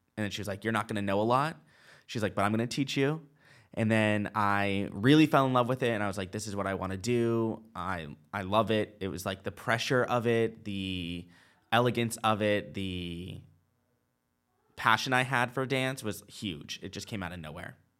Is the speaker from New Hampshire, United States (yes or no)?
yes; Nashua, New Hampshire, United States; moved away; also born or lived in Charlotte; I was born in Nashua, New Hampshire.